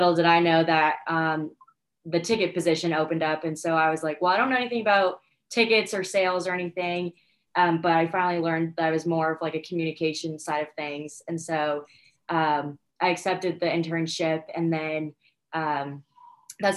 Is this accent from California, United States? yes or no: no; Connecticut, United States; also born or lived in Hilton Head Island, South Carolina; now in Savannah, United States; growing up in Connecticut